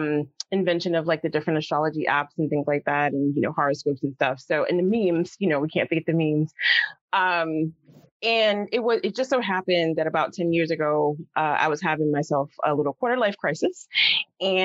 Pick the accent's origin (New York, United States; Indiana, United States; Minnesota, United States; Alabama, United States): New York, United States; New York City; growing up in the South Bronx